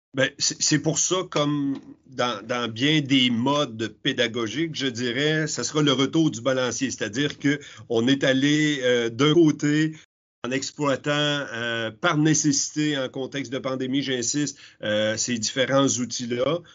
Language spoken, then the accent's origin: French; Quebec, Canada; chez nous au Québec